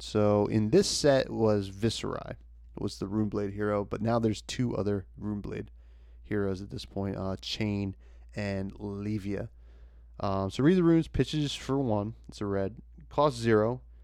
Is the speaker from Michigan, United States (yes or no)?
no; New Jersey, United States; I'm from Jersey